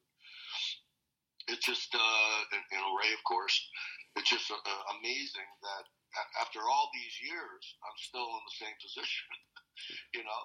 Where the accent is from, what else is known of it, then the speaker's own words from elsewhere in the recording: Toronto, Ontario, Canada; I grew up in Toronto, a hockey hotbed in the 60s